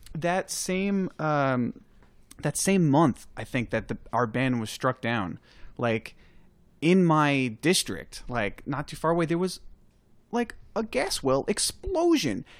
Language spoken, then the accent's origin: English; New York, United States; I'm from New York